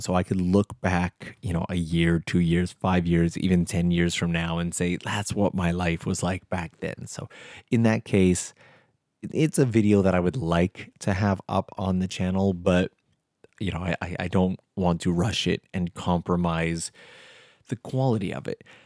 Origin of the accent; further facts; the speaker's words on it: Canada; now in Tokyo, Japan; I'm Canadian